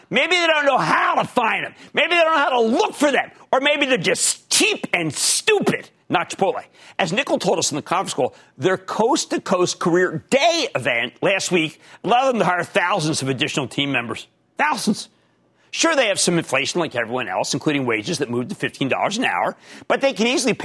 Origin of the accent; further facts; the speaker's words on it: Pennsylvania, United States; moved away; also born or lived in New Jersey; In my home state of Pennsylvania